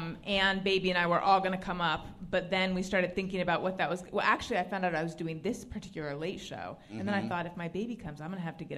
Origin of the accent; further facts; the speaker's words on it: Oakland, California, United States; born there; I have. I was born in Oakland, actually.